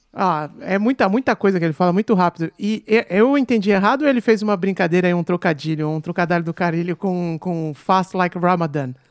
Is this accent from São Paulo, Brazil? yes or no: yes; Baixada Santista, São Paulo, Brazil; da minha terra lá, é da Baixada Santista